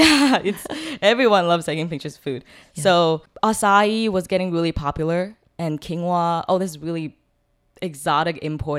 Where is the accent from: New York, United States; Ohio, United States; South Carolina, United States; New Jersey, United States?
South Carolina, United States; moved away as an adult; now in Taiwan; I was born in the States. I was born in South Carolina.